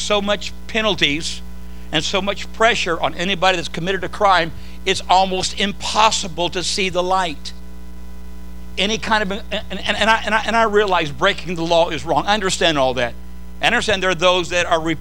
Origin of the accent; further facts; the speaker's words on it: Southern California, United States; I grew up in Southern California